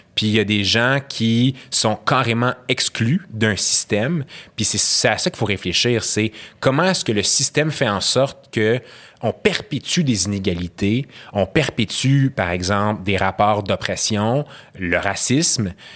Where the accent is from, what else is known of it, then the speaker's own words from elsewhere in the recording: Quebec, Canada; first language Arabic; French is a second language; mes deux parents sont syriens, je suis né au Québec. Euh, j'ai grandi, comme tu as dit, dans des, dans, des, dans des quartiers multiculturels. Ma langue maternelle, c'est l'arabe.